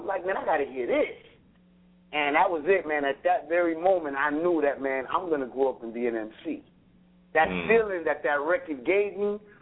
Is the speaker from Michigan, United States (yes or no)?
no; Chicago, Illinois, United States; also born or lived in Racine; I was living in Chicago. I'm from Chicago